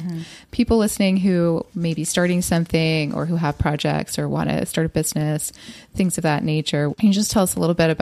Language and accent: English; Los Angeles, California, United States; I grew up in Los Angeles too